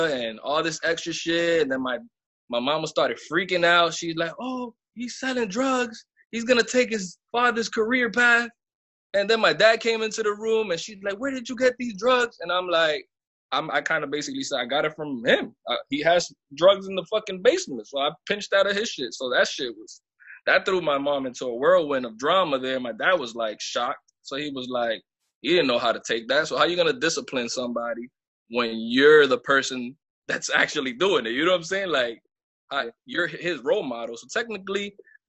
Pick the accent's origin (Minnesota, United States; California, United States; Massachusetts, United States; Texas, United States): Massachusetts, United States; Lawrence; also born or lived in Bronx, New York; I come from Massachusetts. That's my hometown, Lawrence, Massachusetts.